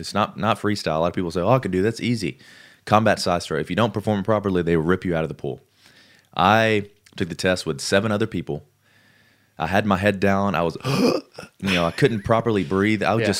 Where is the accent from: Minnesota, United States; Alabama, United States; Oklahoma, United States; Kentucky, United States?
Alabama, United States; accent: Alabama; And I had a real bad accent back then because I was from Alabama